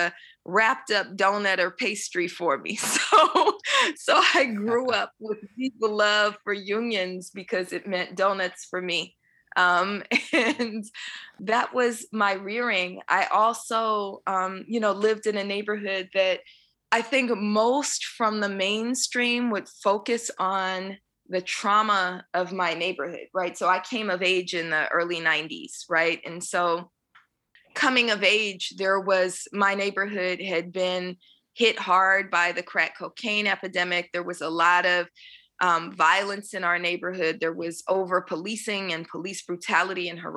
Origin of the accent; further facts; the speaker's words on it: Oakland, California, United States; I was born in Oakland, California, in an area called Bonktown in East Oakland